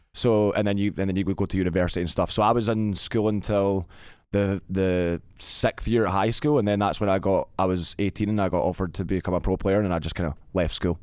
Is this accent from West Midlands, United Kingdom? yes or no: no; Glasgow, Scotland, United Kingdom; I was born in Glasgow, Scotland